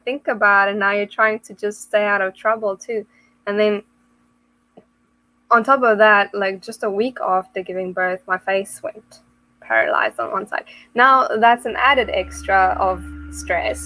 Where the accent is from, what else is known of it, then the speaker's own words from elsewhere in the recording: South Africa; moved away as an adult; now in England; I'm originally from South Africa